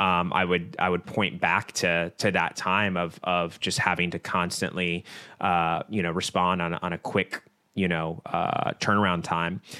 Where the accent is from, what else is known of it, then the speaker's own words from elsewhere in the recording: Virginia Beach, Virginia, United States; Both of us are born and raised in the Virginia Beach area